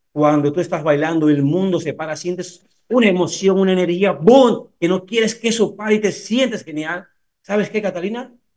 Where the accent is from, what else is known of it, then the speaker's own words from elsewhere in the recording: Cuba; also born or lived in Italy; now in Spain; yo soy cubano